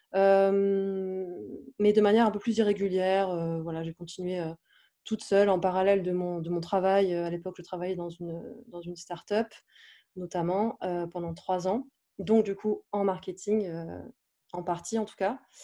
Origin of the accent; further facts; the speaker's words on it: south-east France, France; now in Paris, France; j'habite à Paris, mais je suis originaire du sud de la France.